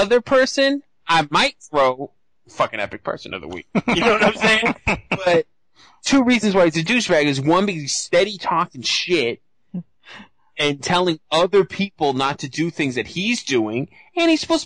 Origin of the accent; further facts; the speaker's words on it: Massachusetts, United States; I'm from Massachusetts